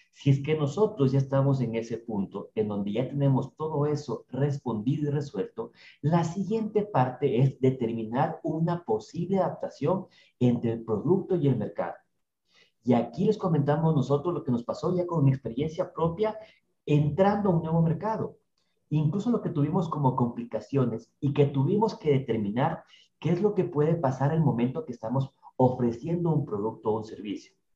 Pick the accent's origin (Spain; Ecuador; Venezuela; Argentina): Ecuador; Ambato, Tungurahua; accent: ambateño; nuestro acento por ahí ambateño